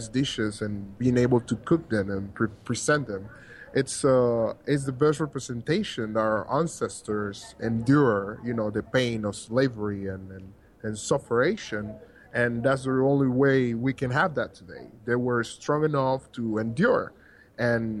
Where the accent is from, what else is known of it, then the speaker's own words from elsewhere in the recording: Panama City, Panama; Rio Abajo is actually my hometown.